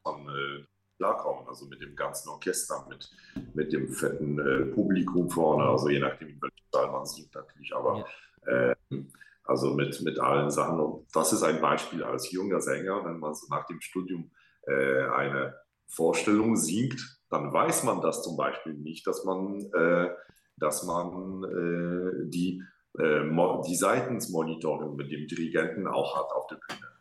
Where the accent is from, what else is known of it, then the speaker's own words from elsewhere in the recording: Łódź, Łódź Voivodeship, Poland; German is a second language; moved away as an adult; Ich komme aus Polen, quasi aus Lutsch, aus einer Stadt, wo diese bekannte Filmhochschule ist, wo Roman Polanski studiert hat